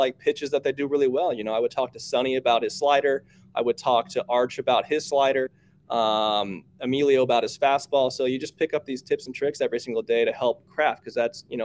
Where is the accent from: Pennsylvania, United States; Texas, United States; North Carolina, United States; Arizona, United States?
Arizona, United States; We grew up in Arizona